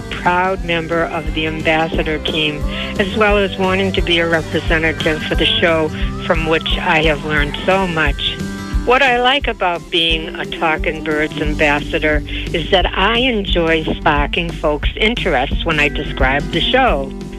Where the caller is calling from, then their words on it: Hanover, Massachusetts, United States; I'm calling from Hanover, Massachusetts.